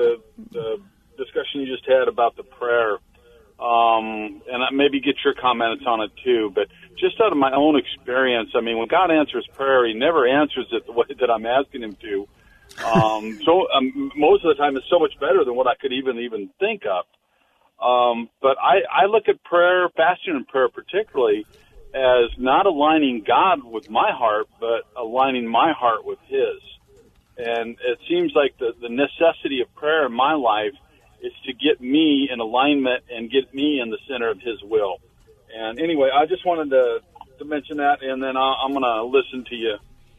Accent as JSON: {"language": "English", "region": "Iowa", "country": "United States", "moved": "yes", "said": "I'm originally from Iowa, and it's pretty cold."}